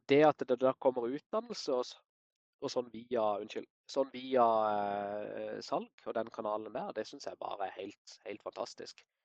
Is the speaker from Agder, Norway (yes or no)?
yes; Kristiansand, Agder, Norway; Jeg er opprinnelig fra Kristiansand. Bor og jobber her i dag.